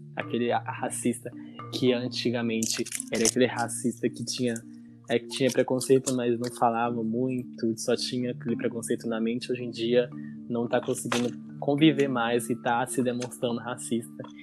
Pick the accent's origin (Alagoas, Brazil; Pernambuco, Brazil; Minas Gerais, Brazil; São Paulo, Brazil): Minas Gerais, Brazil; Governador Valadares; eu sou da Universidade Federal aqui da minha cidade, a UFJF, aqui de Governador Valadares